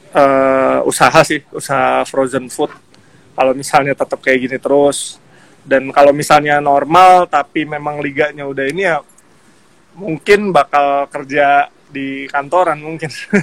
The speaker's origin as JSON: {"language": "Indonesian", "town": "Depok", "region": "West Java", "country": "Indonesia", "said": "dari kota saya ya, Depok"}